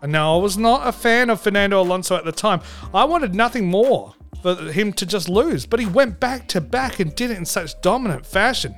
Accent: Australia; I'm Australian

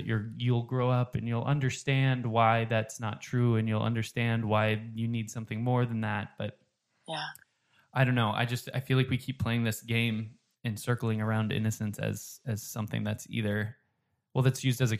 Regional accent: United States; I don't know if it's as Americans or as American Christians

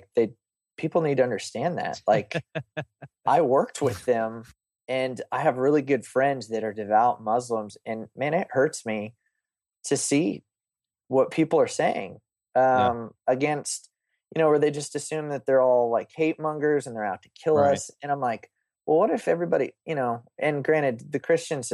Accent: Oklahoma, United States; I grew up in Oklahoma.

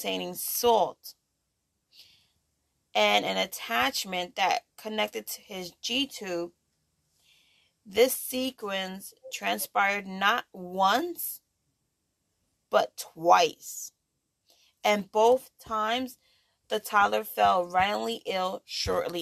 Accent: New York, United States; I'm a New Yorker

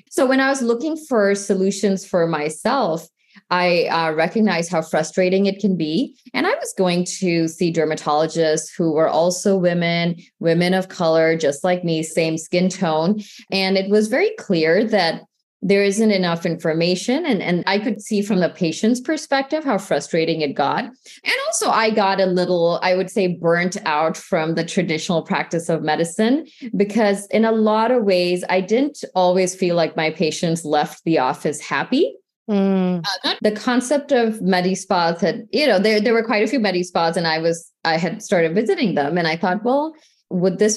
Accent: St. Louis, Missouri, United States; I grew up in the Midwest in the St. Louis area.

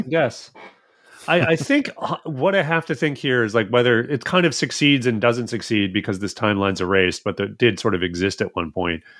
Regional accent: Edmonton, Alberta, Canada; now in United States; I am from Edmonton

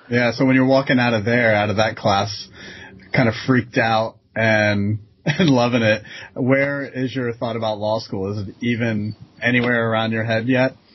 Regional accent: Florida, United States; I grew up in Florida, and while that's a very transient, diverse state

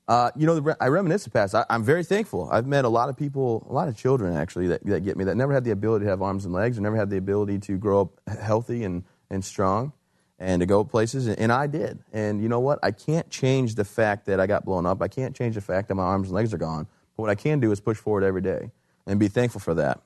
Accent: Michigan, United States; moved away as an adult; also born or lived in Fort Bragg, North Carolina; I'm from Michigan originally.

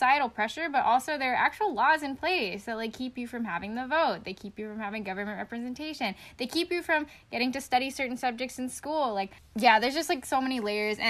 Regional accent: Appalachia, United States; I'm from Appalachia

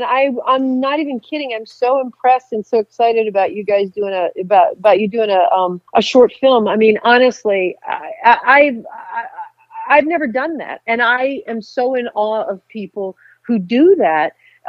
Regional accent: Concord, North Carolina, United States; You know, I'm from Concord, right?

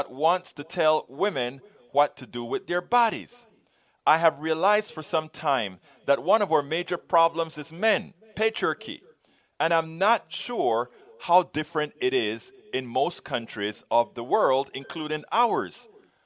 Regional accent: Panama; we are from Panama

